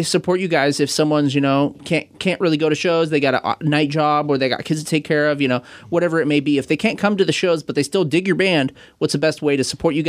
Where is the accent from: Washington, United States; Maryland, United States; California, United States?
Washington, United States; Kent; I grew up down in Kent